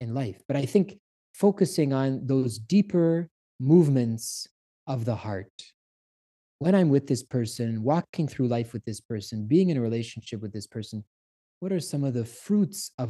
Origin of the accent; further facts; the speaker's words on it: Canada; I'm Canadian.